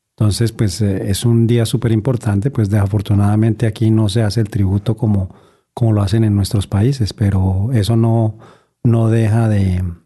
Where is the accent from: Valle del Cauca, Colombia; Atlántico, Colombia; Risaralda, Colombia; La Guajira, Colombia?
Risaralda, Colombia; Pereira; moved away; en la ciudad de donde yo vengo, que se llama Pereira